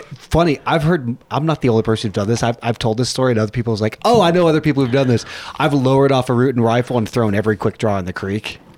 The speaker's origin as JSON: {"language": "English", "region": "Texas", "country": "United States", "tie": "born or raised there"}